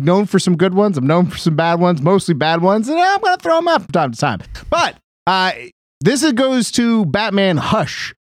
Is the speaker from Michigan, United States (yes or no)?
no; Burbank, California, United States; I grew up in Burbank.